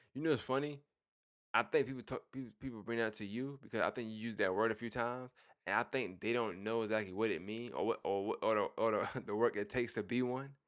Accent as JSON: {"language": "English", "region": "New York", "country": "United States", "said": "I'm from New York"}